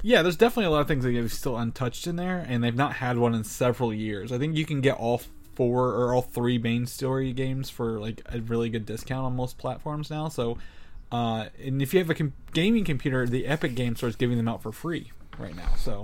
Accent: southern Indiana, United States; coming from a small farming town in southern Indiana

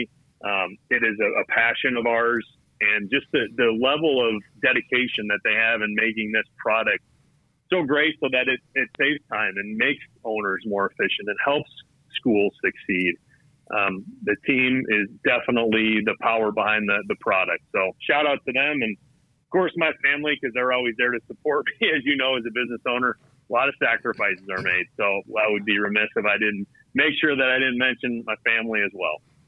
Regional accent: just outside of Naperville, Illinois, United States; moved away; I'm from Illinois originally myself, up north of kind of near the city. I grew up just outside of Naperville

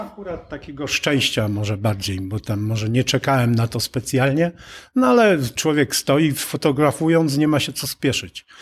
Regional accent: Przemyśl, Subcarpathian Voivodeship, Poland; now in Bochnia, Poland; Przemyśl, które jest rodzinnym moim miastem

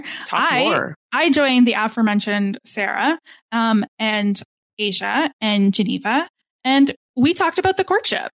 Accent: Canada; I am Canadian.

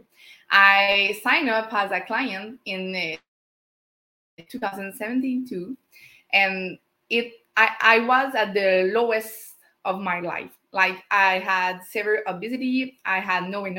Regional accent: Canada; English is a second language; as a French Canadian

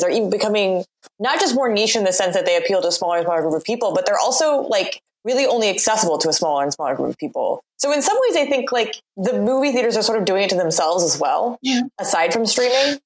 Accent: Portland, United States; moved away; I'm from Portland originally.

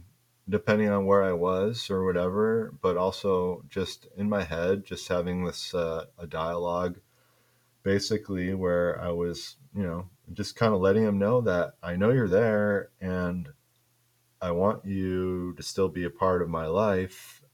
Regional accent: Midwest, United States; growing up in the Midwest.

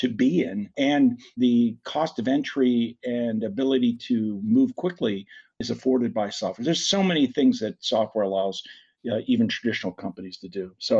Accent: Pittsburgh, Pennsylvania, United States; I'm from Pittsburgh

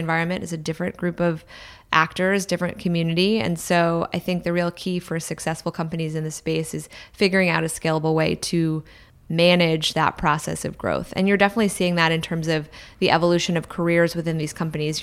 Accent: Washington, District of Columbia, United States; now in San Francisco, United States; so I grew up in Washington, D C, um, a town that's really dominated by two industries, government and real estate

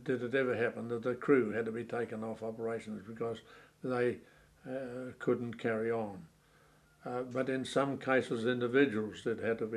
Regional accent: New Zealand; myself as a New Zealander

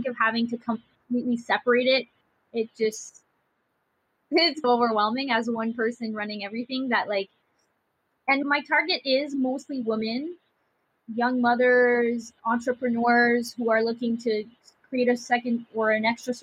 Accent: Ottawa, Ontario, Canada; I am from Ottawa, Canada, Ontario.

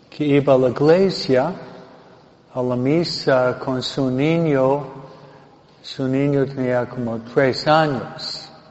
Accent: Michigan, United States; now in California, United States; yo nací en Michigan, no Michoacán

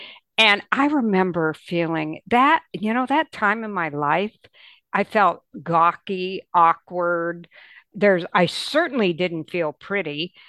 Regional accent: Michigan, United States; you know, we grew up in Michigan, and during that time there was a big department store there that everybody went

